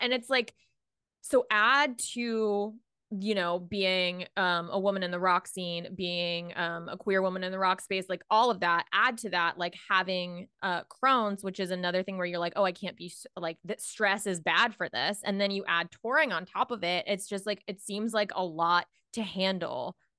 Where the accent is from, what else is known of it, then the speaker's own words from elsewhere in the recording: Jacksonville, Florida, United States; from Jacksonville.